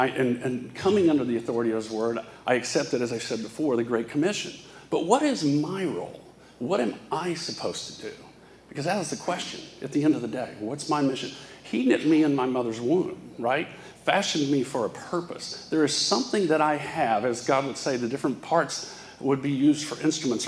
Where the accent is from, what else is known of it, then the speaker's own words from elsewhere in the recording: Fort Worth, Texas, United States; When I was born in the South, I'm from Fort Worth, Texas.